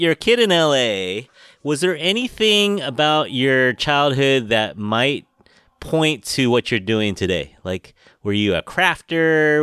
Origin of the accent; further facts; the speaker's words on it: San Francisco, California, United States; I was born here in San Francisco, grew up here